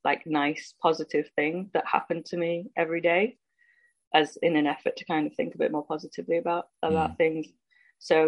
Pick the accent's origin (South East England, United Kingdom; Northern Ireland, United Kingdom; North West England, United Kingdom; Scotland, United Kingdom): North West England, United Kingdom; Stockport; moved away as an adult; also born or lived in Leicester / London; I grew up in Stockport near Manchester.